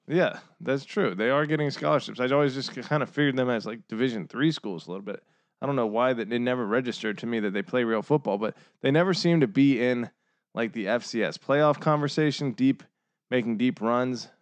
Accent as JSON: {"language": "English", "region": "Northern Virginia", "country": "United States", "said": "I'm from Northern Virginia. I'm a fucking, you know, uh, city boy, city slicker. to all, to all my fellow Virginians"}